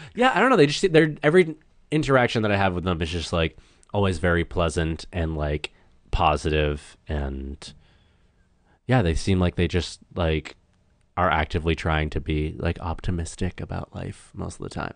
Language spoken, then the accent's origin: English; small town north of Boston, Massachusetts, United States; moved away as an adult; now in Los Angeles, United States; I'm from, like, a small town, like, forty-five minutes north of Boston